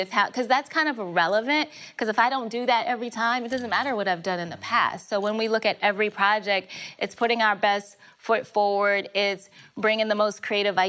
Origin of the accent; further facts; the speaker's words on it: Berkeley County, South Carolina, United States; also born or lived in Baltimore, Maryland; I was born in Baltimore, and then my father moved us to a small town in Berkeley County in South Carolina.